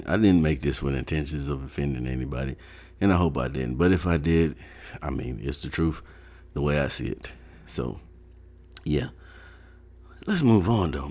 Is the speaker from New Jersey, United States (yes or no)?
no; Ohio, United States; also born or lived in North Carolina; when I was like 8, we moved to Ohio from North Carolina